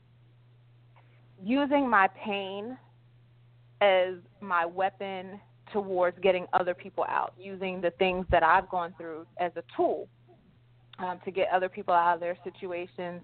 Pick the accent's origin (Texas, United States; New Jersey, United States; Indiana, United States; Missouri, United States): New Jersey, United States; also born or lived in Philadelphia, Pennsylvania; I'm originally from New Jersey